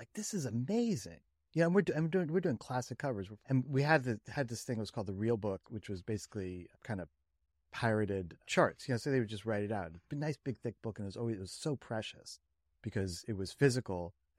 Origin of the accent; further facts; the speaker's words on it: Princeton, New Jersey, United States; I grew up in Princeton, New Jersey.